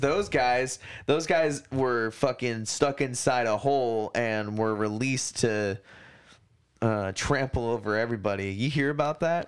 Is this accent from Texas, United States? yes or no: no; Hawaii, United States; now in Portland, United States; I grew up on that in Hawaii